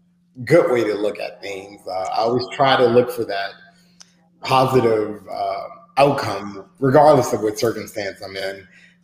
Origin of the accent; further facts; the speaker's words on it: New York, United States; also born or lived in New Orleans, United States; I'm a New Yorker. This is what we do. That was always the message I got.